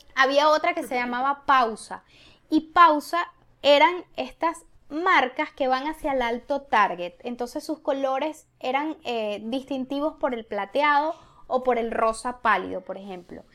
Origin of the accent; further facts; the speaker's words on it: Venezuela; moved away; aunque somos venezolanas, somos latinas